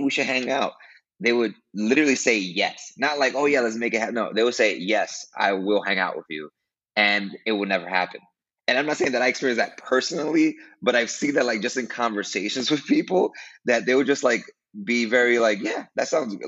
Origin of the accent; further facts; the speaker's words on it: New York City, New York, United States; moved away as an adult; now in Costa Rica; I'm from Brooklyn, New York. Uh, I was born and raised there